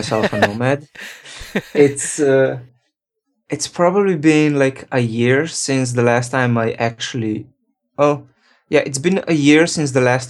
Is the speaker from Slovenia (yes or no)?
yes; Ljubljana, Slovenia; now in San Francisco, United States; Right now I'm based in San Francisco, but originally I'm from Slovenia.